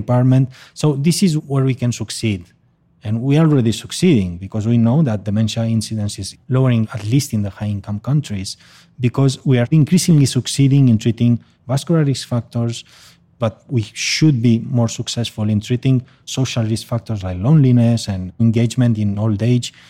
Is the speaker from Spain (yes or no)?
yes; Barcelona, Catalonia, Spain; a memory clinic in my hometown in Barcelona